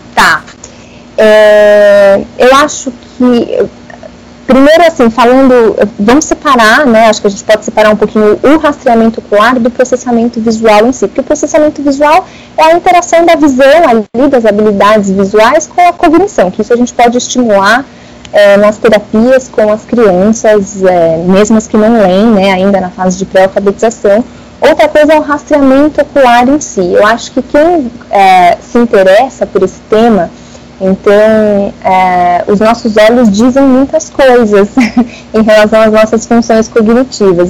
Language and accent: Portuguese; São Paulo, Brazil; sou aqui de São Paulo, né, da capital